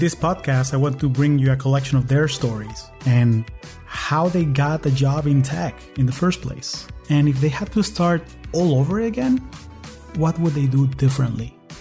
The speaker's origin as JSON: {"language": "English", "town": "Caracas", "region": "Capital District", "country": "Venezuela", "moved": "yes", "lives_now": "United States", "said": "I am originally from Caracas, Venezuela, and I've been calling the U S home for the last twenty years."}